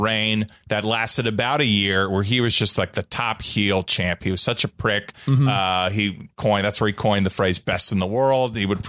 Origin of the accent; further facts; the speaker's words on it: New Jersey, United States; moved away as an adult; now in New York, United States; I'm from New Jersey.